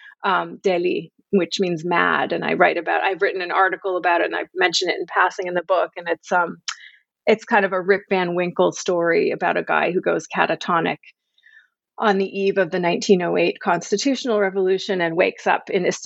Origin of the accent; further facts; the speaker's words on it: United States; I'm an American